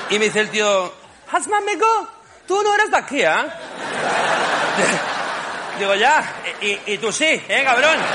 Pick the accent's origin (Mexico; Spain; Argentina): Spain; Barcelona, Catalonia; now in Madrid, Spain; estoy muy contento de estar aquí en Madrid, ¿eh? mi segundo hogar, ¿eh? porque yo soy de Barcelona, pero me encanta Madrid.